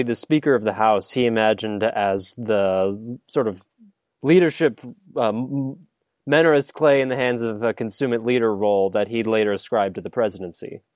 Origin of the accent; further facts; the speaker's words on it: Midwest, United States; moved away as an adult; I still feel sort of ancestrally connected to my Midwestern roots